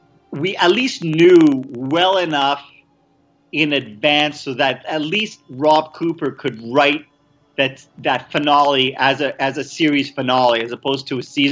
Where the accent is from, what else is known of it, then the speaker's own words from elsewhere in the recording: Montreal, Quebec, Canada; moved away as an adult; also born or lived in Vancouver; I was actually born in Montreal, Canada